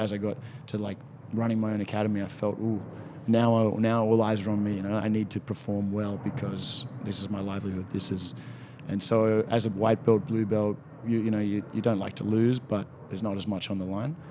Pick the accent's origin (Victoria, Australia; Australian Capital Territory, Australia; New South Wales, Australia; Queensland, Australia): New South Wales, Australia; Sydney; born in Sydney, grew up in, in Balmain, still actually living in Balmain